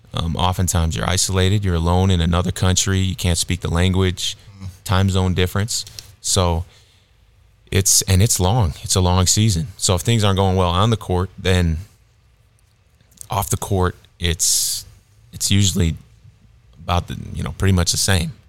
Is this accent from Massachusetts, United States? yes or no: no; Illinois, United States; moved away; also born or lived in South Dakota / Texas; I grew up in Illinois